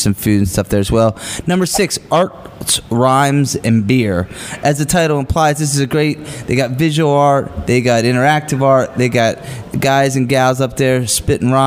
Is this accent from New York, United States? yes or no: no; Hershey, Pennsylvania, United States; now in Florida, United States; I grew up going to Orioles games, too, growing up in Hershey.